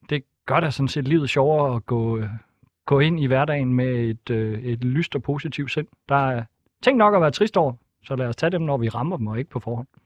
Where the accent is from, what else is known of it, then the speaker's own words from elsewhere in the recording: Thisted, North Denmark Region, Denmark; Tisted, hvor jeg kommer fra